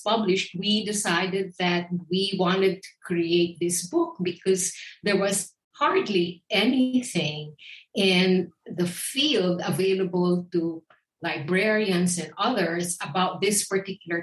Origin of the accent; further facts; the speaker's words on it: Philippines; now in United States; I grew up in the Philippines